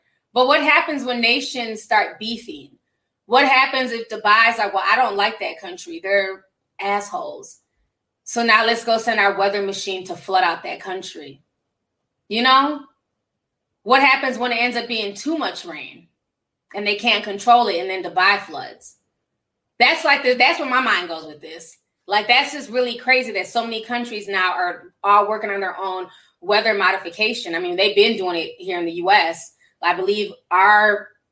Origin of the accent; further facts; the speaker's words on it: Nigeria; now in United States; I'm Nigerian.